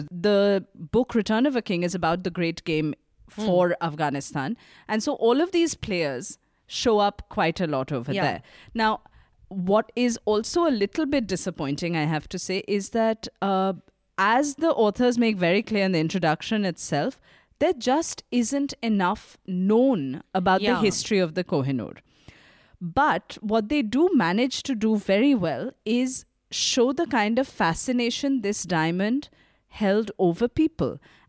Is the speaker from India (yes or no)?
yes; India; If there is one thing that we can definitively claim as an Indian obsession